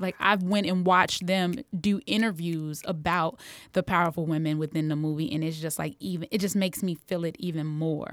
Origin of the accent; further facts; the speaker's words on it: United States; growing up in America